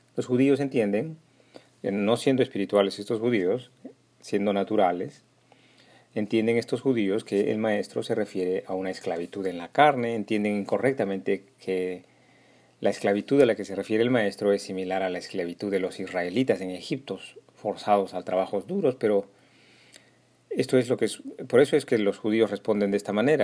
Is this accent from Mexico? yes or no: no; Peru; mi pueblo peruano